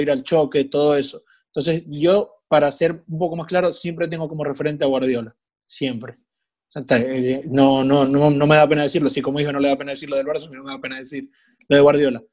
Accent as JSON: {"language": "Spanish", "town": "Maracaibo", "region": "Zulia", "country": "Venezuela", "moved": "yes", "said": "soy venezolano"}